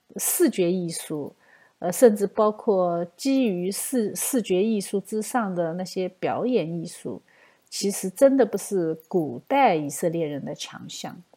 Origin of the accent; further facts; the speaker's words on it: China; 我们中国人